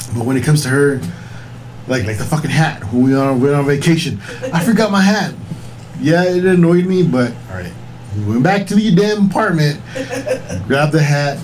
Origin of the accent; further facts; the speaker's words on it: Texas, United States; we're from Texas